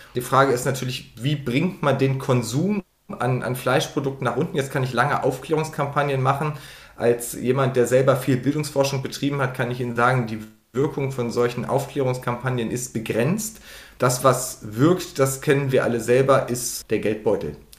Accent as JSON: {"language": "German", "region": "Lower Saxony", "country": "Germany", "said": "ich komme aus Niedersachsen"}